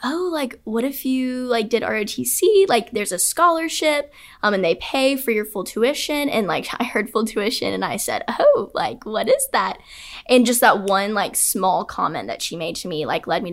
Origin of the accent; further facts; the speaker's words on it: Fayetteville, Georgia, United States; I'm from Fayetteville, Georgia